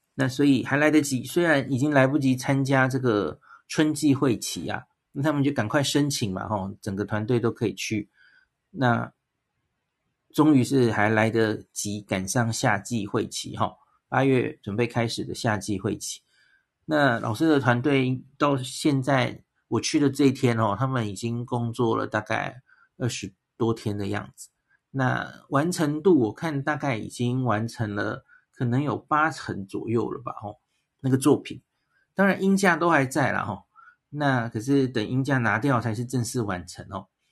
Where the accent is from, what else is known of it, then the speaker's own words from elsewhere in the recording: Taiwan; 我们是台湾来的